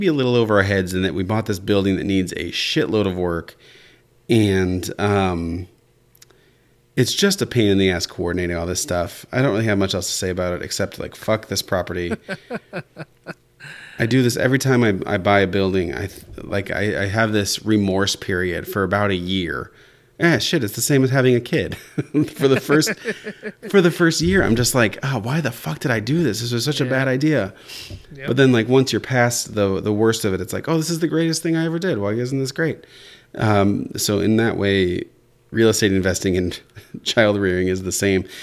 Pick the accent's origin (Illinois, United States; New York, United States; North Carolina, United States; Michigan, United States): Illinois, United States; Central; I'm born and raised in Central Illinois